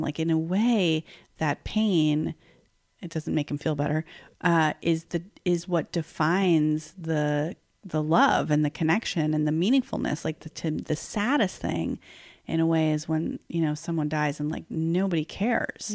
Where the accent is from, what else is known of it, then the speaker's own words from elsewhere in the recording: New York, United States; I've lived in New York forty out of forty-six years of my life